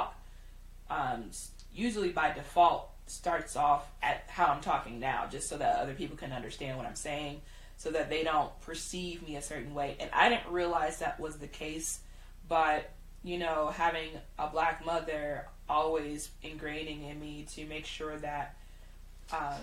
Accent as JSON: {"language": "English", "town": "Chicago", "region": "Illinois", "country": "United States", "said": "I used to work in downtown Chicago. I was in the fashion industry since I was 15"}